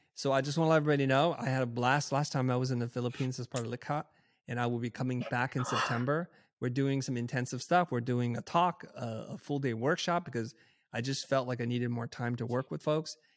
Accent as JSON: {"language": "English", "country": "United States", "tie": "born or raised there", "said": "growing up in America in the time then which I did"}